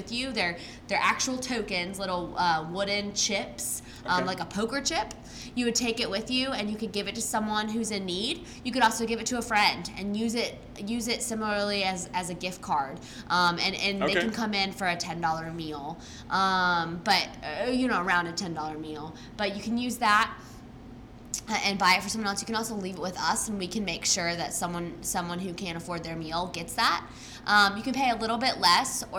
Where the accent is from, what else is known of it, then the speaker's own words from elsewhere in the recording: Raleigh, North Carolina, United States; I grew up in Raleigh, been here for 27 years